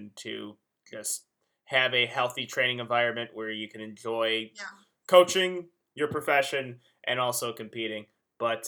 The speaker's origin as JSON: {"language": "English", "region": "Illinois", "country": "United States", "moved": "yes", "said": "I'm originally from Illinois"}